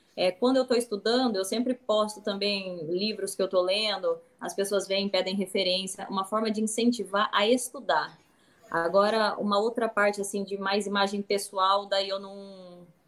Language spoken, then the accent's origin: Portuguese; interior of Paraná, Brazil; eu sou do interior do Paraná